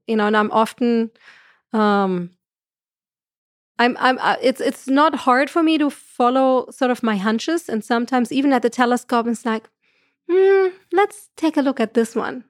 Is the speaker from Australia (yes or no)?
no; Germany; accent: German; moved away; I'm from Germany, so I have the right accent for that.